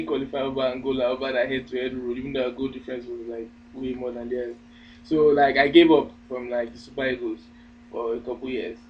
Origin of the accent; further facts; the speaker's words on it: Nigeria; I'm Nigerian.